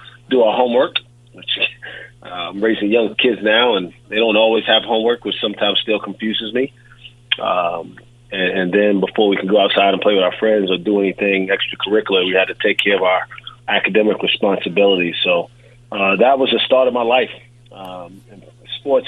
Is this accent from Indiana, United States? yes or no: no; New York City, New York, United States; moved away as an adult; I grew up in Brooklyn, New York